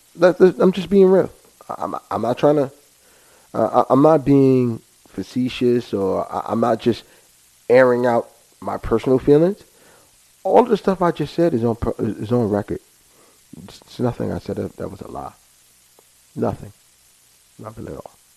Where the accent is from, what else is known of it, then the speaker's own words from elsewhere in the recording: United States; us as American people